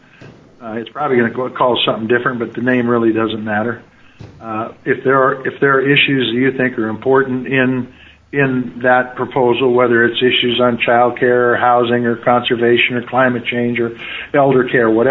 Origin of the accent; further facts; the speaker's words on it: Montana, United States; I come from Montana